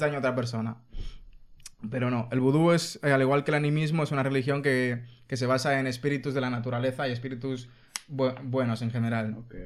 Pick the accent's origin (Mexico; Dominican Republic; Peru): Dominican Republic; now in Spain; La gente de República Dominicana somos dominicanos, no republicanos